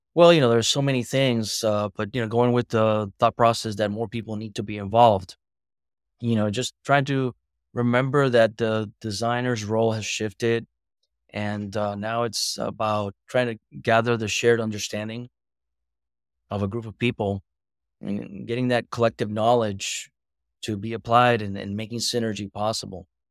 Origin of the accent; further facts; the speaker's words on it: Boca Raton, Florida, United States; I'm from Boca Raton, Florida